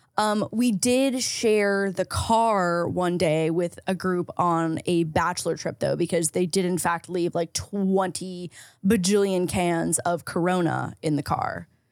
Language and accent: English; St. Catharines, Ontario, Canada; now in Los Angeles, United States; I have an hour, hour and a half drive to get to my hometown in Saint Catharines